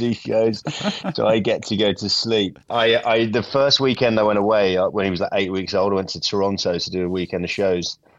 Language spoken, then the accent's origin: English; England, United Kingdom; moved away as an adult; now in United States; my wife's Scottish and I'm English